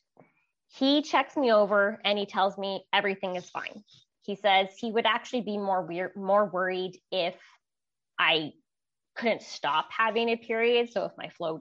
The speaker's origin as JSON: {"language": "English", "town": "Vancouver", "region": "British Columbia", "country": "Canada", "moved": "as an adult", "lives_now": "Okanagan, Canada", "said": "I'm originally from Vancouver, BC, Canada. I recently relocated up to the Okanagan"}